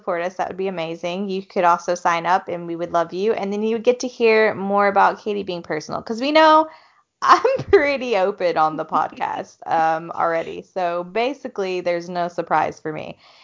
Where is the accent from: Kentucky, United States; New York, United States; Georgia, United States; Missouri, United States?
Georgia, United States; I'm from Georgia